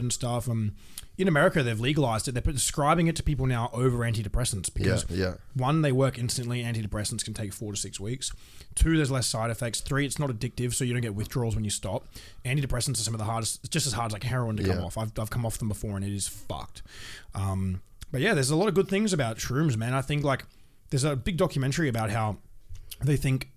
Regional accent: Nelson Bay, New South Wales, Australia; moved away; We're both from Newcastle. I'm from about an hour outside of Newcastle.

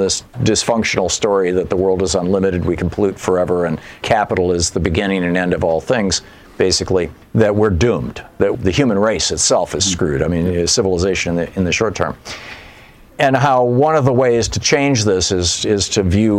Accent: Michigan, United States; I grew up in Michigan

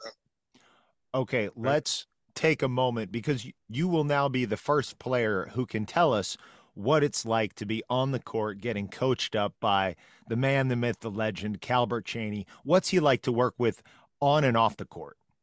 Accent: Peru, Indiana, United States; I'm from Peru, Indiana, home of Kyle Macy

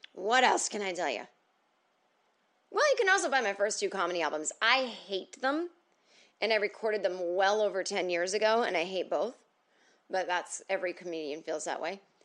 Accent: the North, United States; I'm from the North

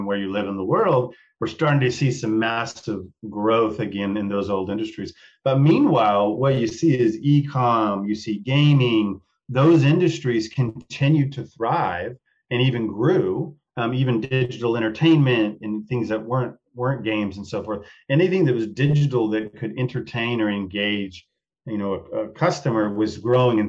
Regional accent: Texas, United States; from the country where I grew up in Texas

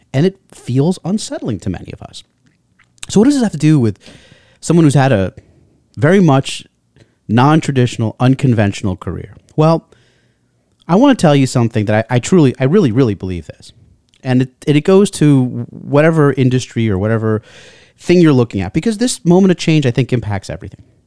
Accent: United States; being an American

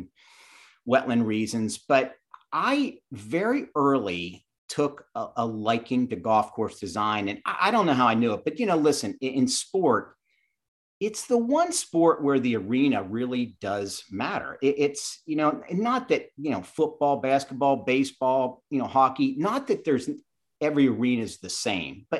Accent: Chambersburg, Pennsylvania, United States; moved away; also born or lived in Statesboro, Georgia; I grew up in South Central Pennsylvania in Chambersburg.

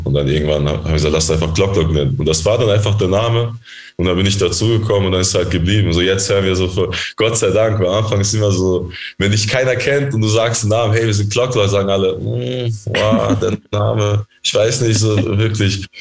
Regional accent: Germany; wir sind ja in Deutschland aufgewachsen

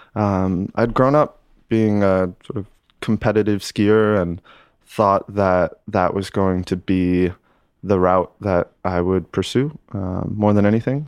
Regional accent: Lake Placid, New York, United States; moved away as an adult; born and raised, uh, Lake Placid, New York.

